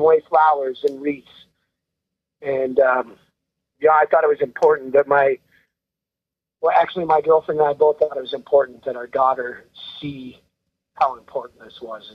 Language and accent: English; Rice Lake, Wisconsin, United States; I'm from Rice Lake